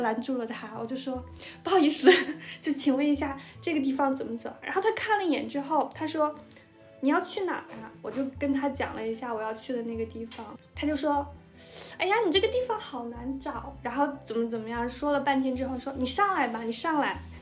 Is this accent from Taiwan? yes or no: no; northern China, China; 我是北方人嘛，我本来对高温，而且我们那个地方春，春暖夏凉的